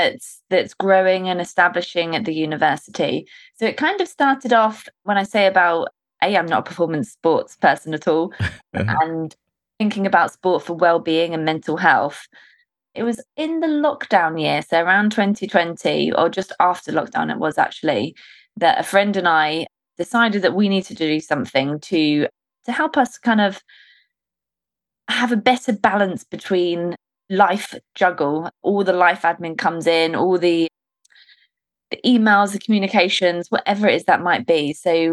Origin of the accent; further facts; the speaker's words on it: Suffolk, East of England, United Kingdom; moved away as an adult; now in London, United Kingdom; I grew up in a village in Suffolk, which is north of London.